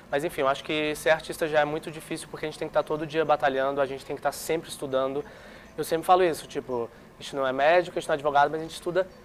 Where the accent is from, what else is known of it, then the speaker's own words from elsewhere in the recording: Florianópolis, Santa Catarina, Brazil; born there; also born or lived in Brasília / Fortaleza; Eu nasci em Floripa, mas na verdade sou meio nômade. Eu me considero meio que de Brasília e de Fortaleza, porque os meus pais são nordestinos.